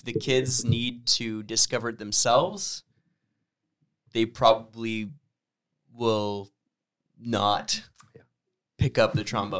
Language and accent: English; Sudbury, Ontario, Canada; where I'm coming from Sudbury, it was like English Catholic, English public, and then French Catholic, and then French public.